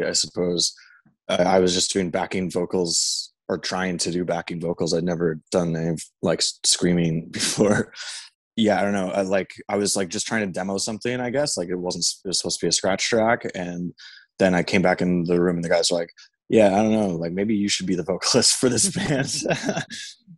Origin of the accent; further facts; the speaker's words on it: Tottenham, Ontario, Canada; also born or lived in Alliston, Ontario; an hour and a half northwest of Toronto in a town called Tottenham